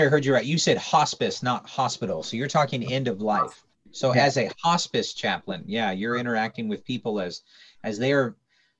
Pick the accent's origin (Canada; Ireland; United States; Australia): United States; Tacoma, Washington; moved away; also born or lived in California; not a very churched area. It's very pagan, very secular. I'm up Tacoma, Washington, up near Seattle area. That's where I grew up. Moved to California, met my wife there in Bible college in Stockton.